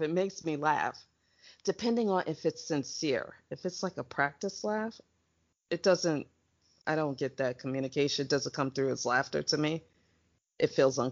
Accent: United States; I'm from America

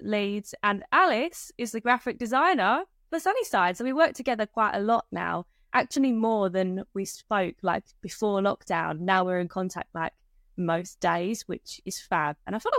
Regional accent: East of England, United Kingdom; I'm 25, I'm from Essex, if you couldn't tell by the accent.

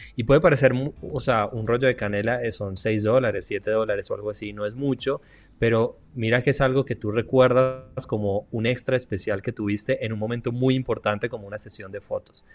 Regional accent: Colombia; chévere decimos en Colombia

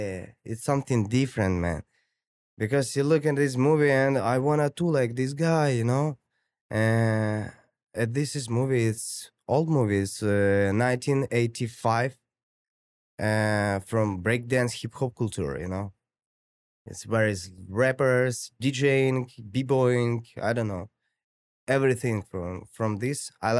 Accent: Tbilisi, Georgia; English is a second language; My country, like, where I grew up in, like, it's Georgia. It's Tbilisi, if you know where is it, bro.

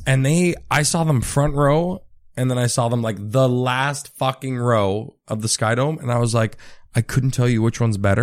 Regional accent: Richmond Hill, Ontario, Canada; I grew up in Richmond Hill, which is, like, in between Vaughan and Markham.

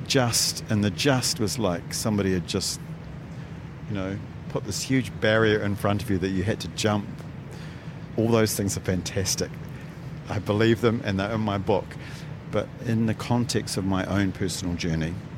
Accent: New Zealand; my hometown

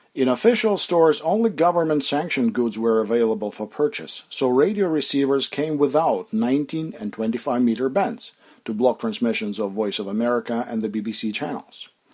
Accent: Mykolaiv, Mykolaiv Oblast, Ukraine; My hometown of Nikolaev is a seaport

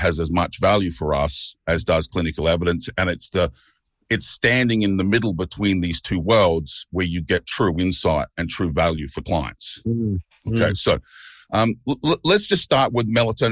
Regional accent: Melbourne, Victoria, Australia; moved away as an adult; now in Chiang Mai, Thailand; I grew up in Port Melbourne, but I live in Thailand now, in Chiang Mai.

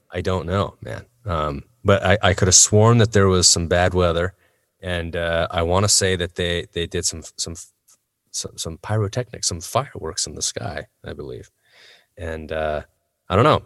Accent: United States; as an American citizen

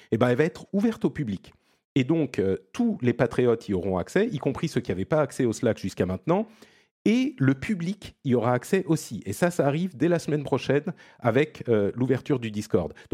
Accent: Italy; French is a second language; les gens vont se rendre compte que je suis un vrai Italien.

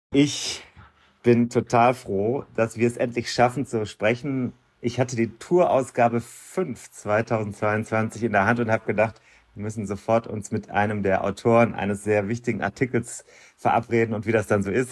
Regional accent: Germany; als Deutscher

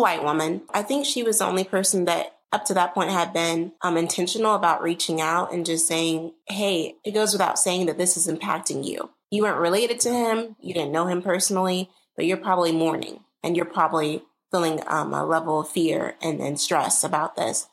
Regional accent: St. Louis, Missouri, United States; I grew up here in St. Louis, primarily in Hazelwood

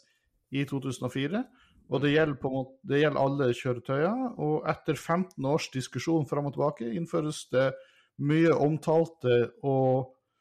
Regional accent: about 300 km from Tromsø, Northern Norway, Norway; also born or lived in Italy; det er jo sånn relativt nære fra der jeg kommer fra

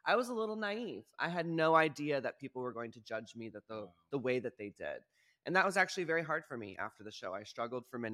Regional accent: Texas, United States; moved away; as a queer individual growing up in Texas

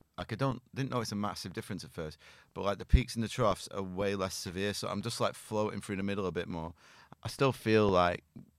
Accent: North West England, United Kingdom; I'm from a village in Lancashire.

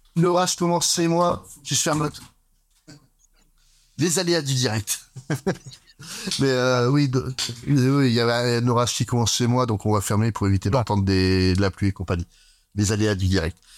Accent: France; chez nous en France

